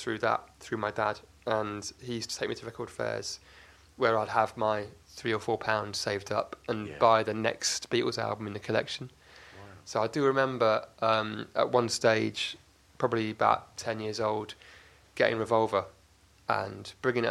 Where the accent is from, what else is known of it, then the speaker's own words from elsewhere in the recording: Oxford, South East England, United Kingdom; also born or lived in Cardiff, Wales; I was born in Cardiff, Wales, but at the age of 1 or 18 months, the family moved to Oxford for work, my dad's work